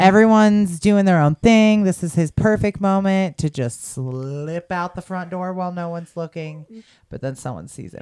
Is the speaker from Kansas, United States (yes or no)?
yes; Kansas, United States; I'm from Kansas. Christian Kansas folk